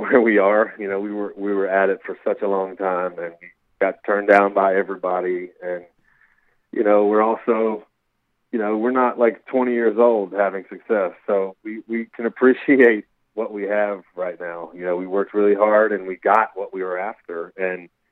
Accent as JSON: {"language": "English", "region": "Virginia", "country": "United States", "tie": "born or raised there", "said": "I grew up in Virginia"}